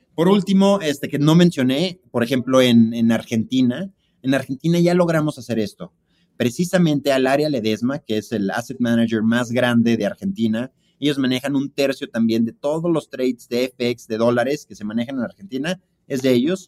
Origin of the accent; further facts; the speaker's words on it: Mexico; somos mexicanos